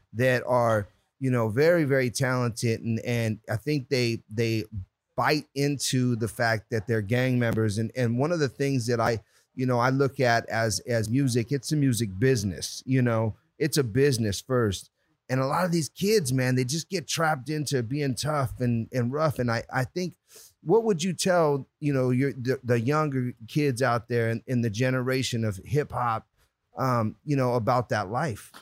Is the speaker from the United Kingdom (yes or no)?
no; Puerto Rico; now in California, United States; I'm Puerto Rican